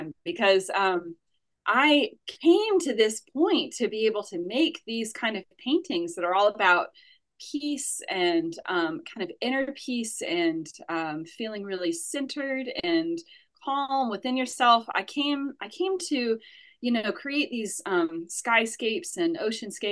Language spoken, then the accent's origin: English; Asheville, North Carolina, United States; also born or lived in New York City / United Kingdom; I'm from Asheville, North Carolina, as you said. I grew up here